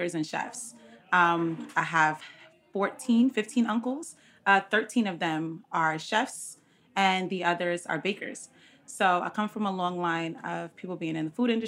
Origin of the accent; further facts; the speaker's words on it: Jamaica; now in Brooklyn, United States; I'm Jamaican